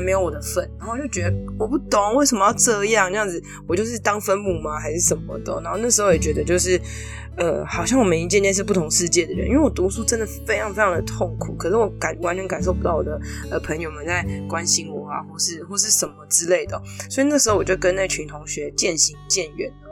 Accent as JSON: {"language": "Chinese", "region": "Taipei", "country": "Taiwan", "said": "我们台北人就是很惨的"}